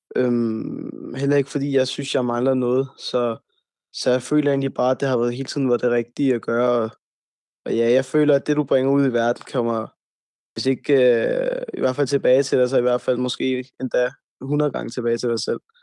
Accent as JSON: {"language": "Danish", "town": "Brøndby Strand", "region": "Capital Region of Denmark", "country": "Denmark", "tie": "born or raised there", "also_born_or_lived": "Hvidovre", "said": "jeg er født på Hvidovre Hospital, øhm, og jeg, har op, jeg er opvokset i Brøndby Strand og har levet i Brøndby Strand hele mit liv"}